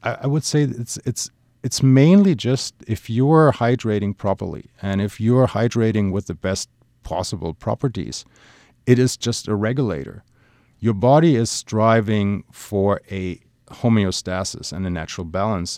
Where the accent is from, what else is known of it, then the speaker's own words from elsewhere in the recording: Germany; moved away; my home country, Germany